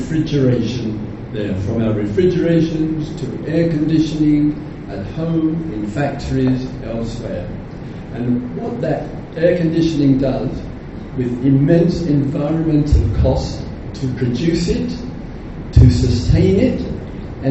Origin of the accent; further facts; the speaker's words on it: England, United Kingdom; I am English